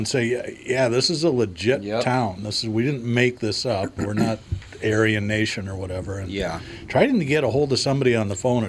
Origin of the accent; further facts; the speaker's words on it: New England, United States; moved away; also born or lived in Minnesota; When I grew up in New England.